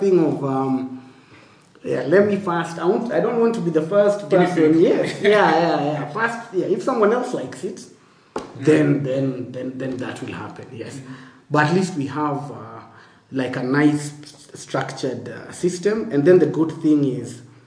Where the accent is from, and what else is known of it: Kenya